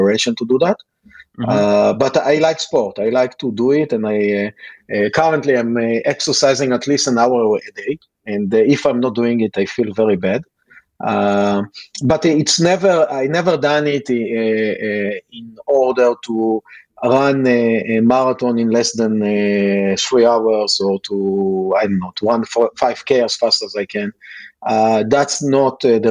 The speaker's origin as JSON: {"language": "English", "region": "Northern Israel", "country": "Israel", "tie": "born or raised there", "said": "I was born and raised in Israel, in the north of the country."}